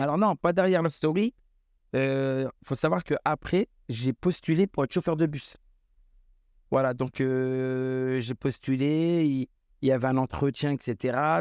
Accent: Tours, Centre-Val de Loire, France; je suis de Tours. Je suis originaire de la ville de Tours.

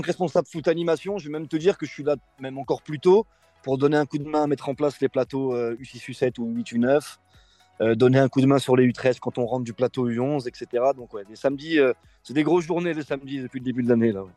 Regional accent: Bron, Auvergne-Rhône-Alpes, France; moved away as an adult; je suis originaire de Bron, j'ai fait quasiment toutes mes études euh, sur Bron

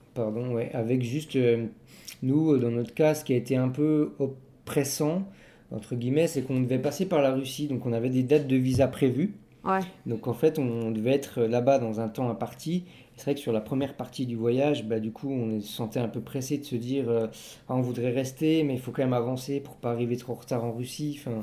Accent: Belfort, Bourgogne-Franche-Comté, France; on vient de Belfort, en Franche-Comté, dans le nord-est de la France

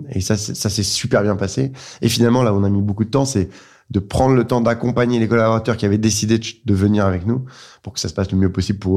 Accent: Dijon, Bourgogne-Franche-Comté, France; also born or lived in Lyon / Reims; Moi, j'ai grandi à Dijon à Dijon, à Lyon, à Reims. J'avais pas mal bougé, mais, mais, c'est à Dijon que j'ai gardé euh, de nombreuses attaches.

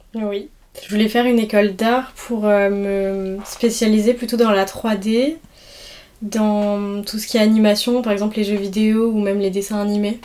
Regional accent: a village in the Var, Provence-Alpes-Côte d'Azur, France; moved away as an adult; now in Nice, France; village dans le Var

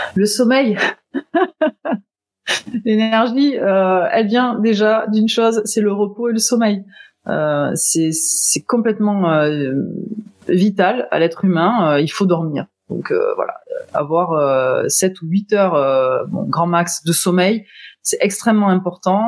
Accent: Toulouse, Occitania, France; je viens de Toulouse

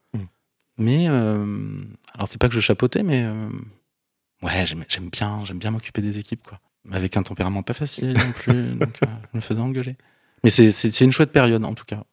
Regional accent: Bordeaux, Nouvelle-Aquitaine, France; moved away as an adult; je suis de Bordeaux

